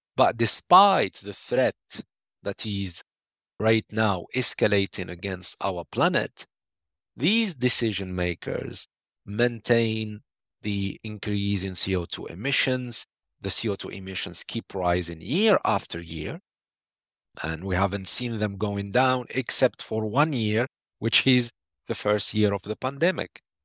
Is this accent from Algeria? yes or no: yes; Algeria; my home country, Algeria